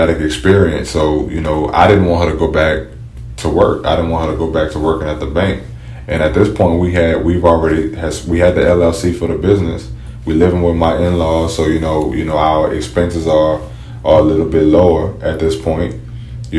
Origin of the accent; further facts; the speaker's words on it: New Orleans, Louisiana, United States; now in Baton Rouge, United States; I'm originally from New Orleans